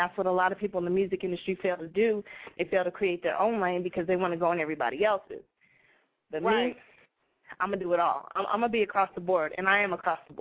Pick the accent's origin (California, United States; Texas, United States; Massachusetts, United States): California, United States; Bay Area; I'm originally from the Bay Area